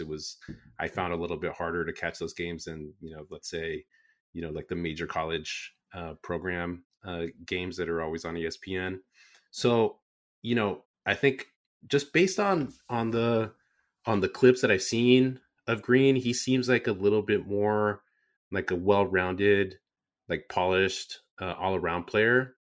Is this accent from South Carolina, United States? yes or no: no; San Jose, California, United States; born and raised in San Jose